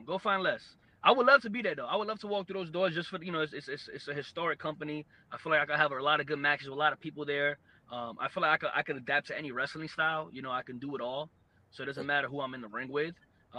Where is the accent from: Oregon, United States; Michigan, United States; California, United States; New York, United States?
New York, United States; whether it was in pro wrestling or the Marine Corps or growing up in New York.